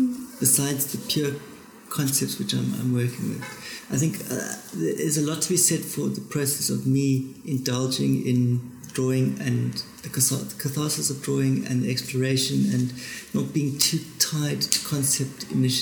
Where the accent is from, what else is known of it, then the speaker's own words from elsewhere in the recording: Cape Town, Western Cape, South Africa; But layering started very much in Johannesburg, and I came from Cape Town with this very distilled language, this very kind of insular, simplistic, stylized line